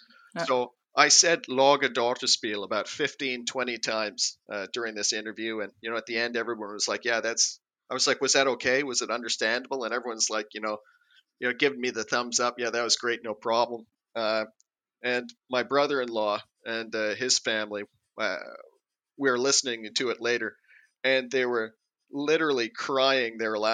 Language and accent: English; United States; accent: American; Oh, no, I can get by, but, you know, my accent is terrible. I have that, like, a TV commercial or radio commercial bad American accent that they use to make people laugh on, you know, like Norwegian, Swedish radio.